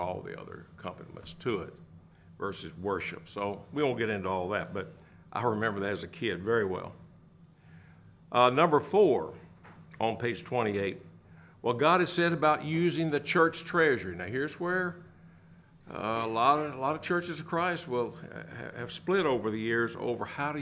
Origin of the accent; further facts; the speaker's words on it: the hills of Tennessee, United States; Growing up in the South on Sunday mornings down in the hills of Tennessee